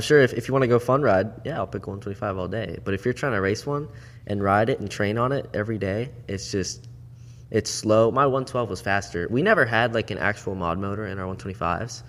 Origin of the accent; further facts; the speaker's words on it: Port St. Lucie, Florida, United States; also born or lived in Jupiter, Florida / Okeechobee, Florida; Born and raised South Florida.